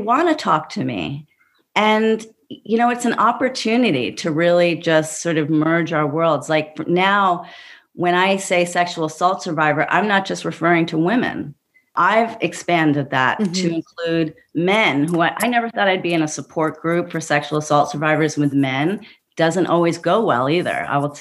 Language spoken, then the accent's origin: English; New York City, New York, United States; I grew up in Brooklyn, you know, with a feminist mother